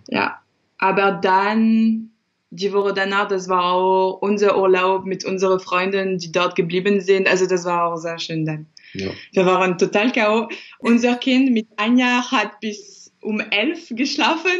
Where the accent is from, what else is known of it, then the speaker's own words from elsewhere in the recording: France; now in Dresden, Germany; Ich bin Französin